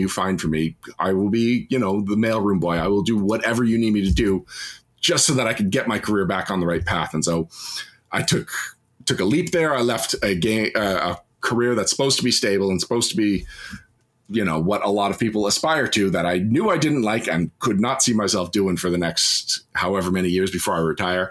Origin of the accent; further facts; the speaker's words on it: Canada; as a Canadian